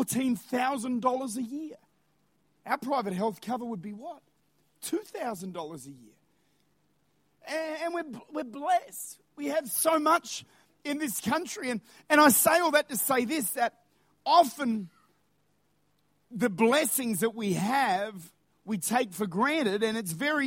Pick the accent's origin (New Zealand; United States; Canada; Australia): Australia; as Australians, we've got to understand that we actually do live with incredible privilege.